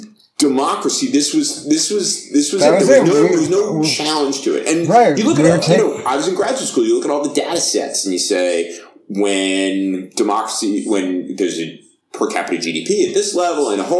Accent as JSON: {"language": "English", "country": "United States", "said": "as both an American as well as someone who's a political scientist"}